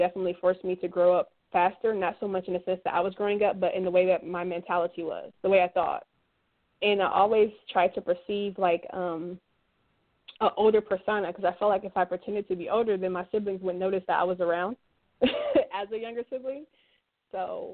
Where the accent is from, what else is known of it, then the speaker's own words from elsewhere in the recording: Los Angeles, California, United States; I grew up in Los Angeles, California